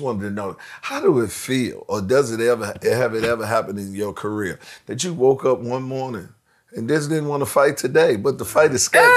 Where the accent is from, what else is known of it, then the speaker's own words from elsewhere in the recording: Washington, District of Columbia, United States; I'm from Washington D.C.